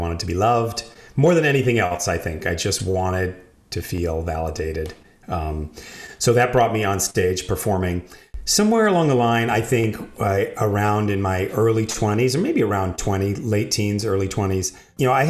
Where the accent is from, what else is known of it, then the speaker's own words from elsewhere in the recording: New York City, New York, United States; I grew up in New York City